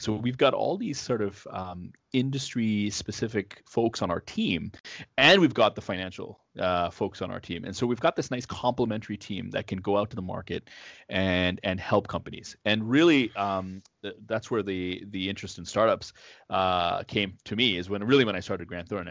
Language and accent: English; Toronto, Ontario, Canada; now in Ottawa, Canada; I grew up in Toronto